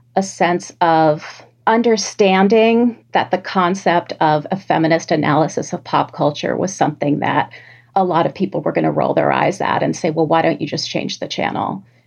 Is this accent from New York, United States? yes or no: yes; New York City, New York, United States; growing up in New York City